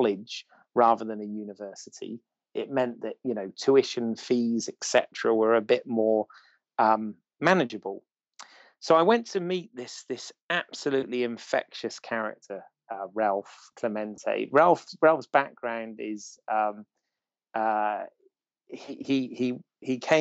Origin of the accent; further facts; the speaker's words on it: Bournemouth, South West England, United Kingdom; I'm from Bournemouth